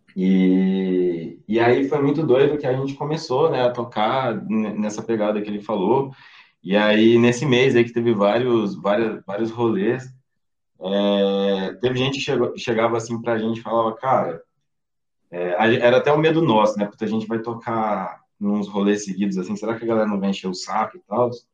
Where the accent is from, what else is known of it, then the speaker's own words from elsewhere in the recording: Mococa, São Paulo, Brazil; moved away as an adult; now in São Carlos, Brazil; eu sou de Mococa, na verdade. Moro hoje em São Carlos, eu sou de Mococa